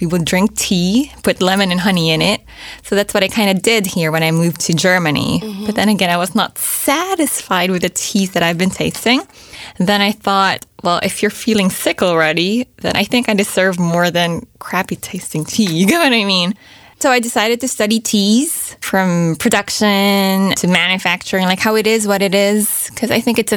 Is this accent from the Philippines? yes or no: yes; Philippines; first language English; moved away; I grew up in the Philippines, but I only spoke English